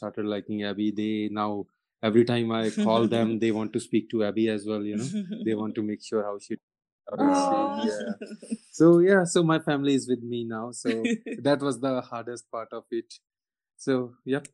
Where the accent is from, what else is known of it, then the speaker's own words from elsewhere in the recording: Punjab, India; moved away; I'm from Punjab region of India